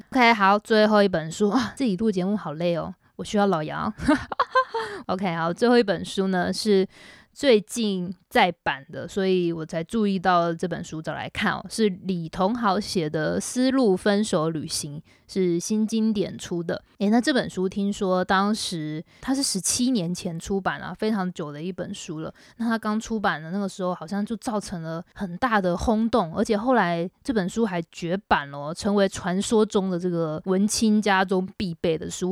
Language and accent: Chinese; Taiwan; moved away as an adult; now in Shanghai, China; 我是台湾人